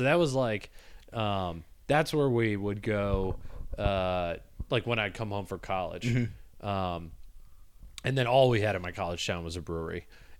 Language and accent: English; Grand Rapids, Michigan, United States; I grew up in Grand Rapids and I've never left type of bar.